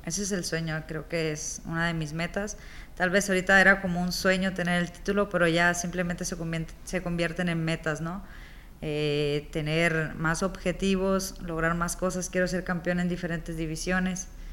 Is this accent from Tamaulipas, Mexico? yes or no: no; Tepic, Nayarit, Mexico; also born or lived in Culiacán, Sinaloa; regresar acá a Tepida